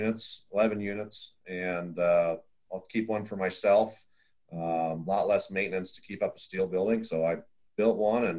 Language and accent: English; Iowa, United States; moved away as an adult; also born or lived in Wyoming; I grew up in Iowa, and then I was living in Wyoming.